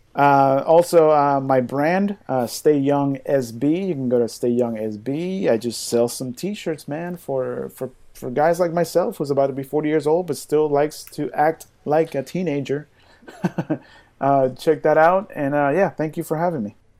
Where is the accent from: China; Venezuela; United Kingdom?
Venezuela; now in United States